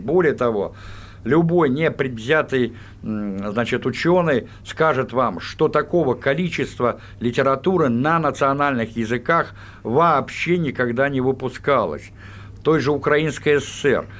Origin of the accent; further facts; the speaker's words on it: Moscow, Russia; Я, будучи коренным москвичом, еще школьником выучил украинский язык